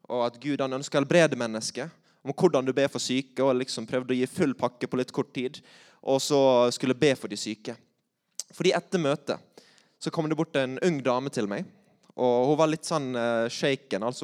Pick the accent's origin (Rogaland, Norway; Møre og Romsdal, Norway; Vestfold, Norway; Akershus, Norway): Møre og Romsdal, Norway; accent: Sunnmøre; Eh, så jeg tror jeg holder meg til sunnmørsk.